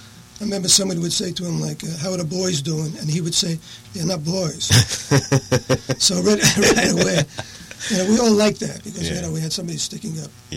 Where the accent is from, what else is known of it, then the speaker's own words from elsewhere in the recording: New York City, New York, United States; I'm from New York City.